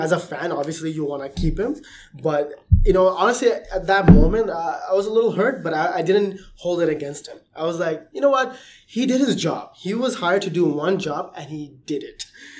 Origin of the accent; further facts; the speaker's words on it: Toronto, Ontario, Canada; But by default, I had to support the Raptors because they're my hometown team.